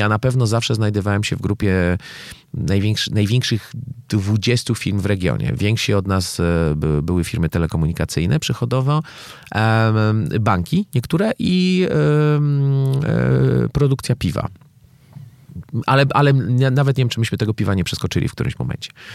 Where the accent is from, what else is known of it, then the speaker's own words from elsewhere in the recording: Poland; ja jestem z Polski. Wiecie, to jest ten kraj, który pokolenie temu wymyślił korupcję